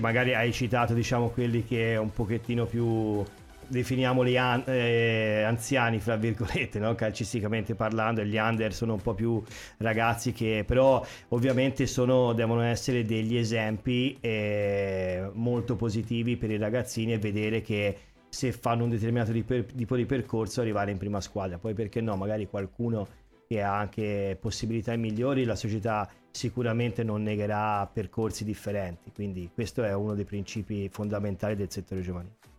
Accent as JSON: {"language": "Italian", "town": "Pisa", "region": "Tuscany", "country": "Italy", "moved": "as an adult", "lives_now": "Sanremo, Italy", "said": "io come hai già detto te vengo dalla Toscana, da Pisa"}